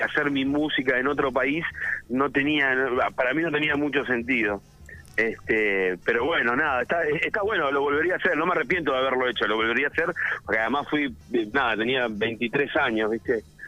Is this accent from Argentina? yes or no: yes; Santa Rosa, La Pampa, Argentina; moved away; also born or lived in Buenos Aires; Yo de hecho nací en Capital, pero me vine de muy chico, me vine a los tres años a vivir a, la, provincia de La Pampa. O sea, soy pampeano